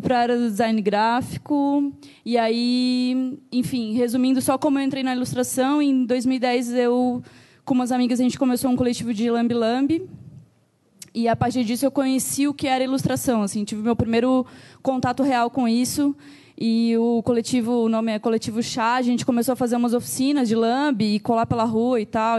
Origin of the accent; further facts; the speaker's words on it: Joinville, Santa Catarina, Brazil; moved away as an adult; now in São Paulo, Brazil; sou de Joinville, Santa Catarina mas estou morando aqui em São Paulo pela segunda